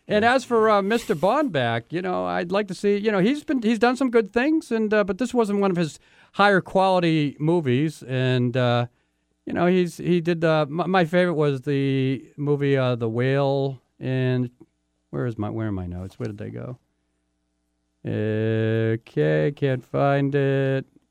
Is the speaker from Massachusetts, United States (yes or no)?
yes; Boston, Massachusetts, United States; now in Seattle, United States; I lived in Boston. I grew up in Boston